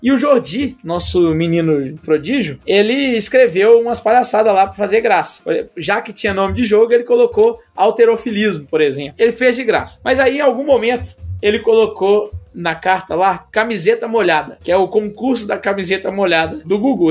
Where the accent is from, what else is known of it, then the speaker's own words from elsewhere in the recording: Brazil; eu sou brasileiro